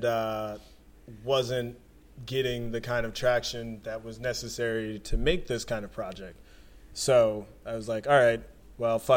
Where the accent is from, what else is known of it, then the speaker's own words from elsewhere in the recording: Philadelphia, Pennsylvania, United States; also born or lived in South Jersey; when I was growing up in Philadelphia and South Jersey